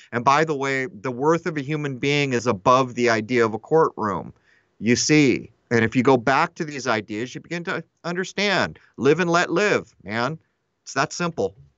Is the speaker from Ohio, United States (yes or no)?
no; Southern California, United States; I grew up in Southern California